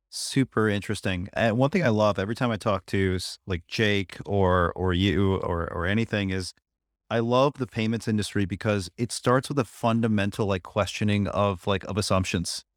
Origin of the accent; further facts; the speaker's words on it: Buffalo, New York, United States; moved away; also born or lived in Pittsburgh; My hometown's in Buffalo